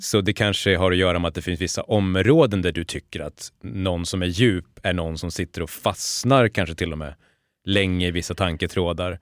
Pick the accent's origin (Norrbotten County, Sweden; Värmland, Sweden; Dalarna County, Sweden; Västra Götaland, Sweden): Dalarna County, Sweden; Borlänge; jag har vuxit upp i Borlänge